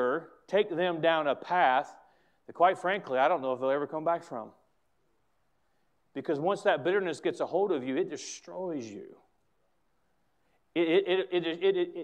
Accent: United States; As an American

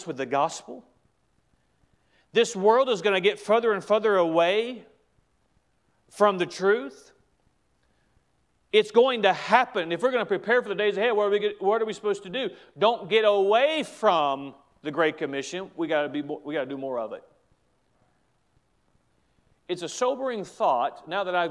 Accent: United States; As an American

